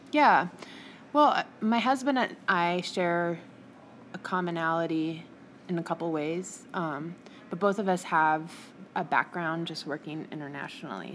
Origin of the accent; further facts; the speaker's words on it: Salem, Oregon, United States; also born or lived in Portland, Oregon / Bend, Oregon; I'm from the Northwest, actually. So I'm okay. from Salem, Oregon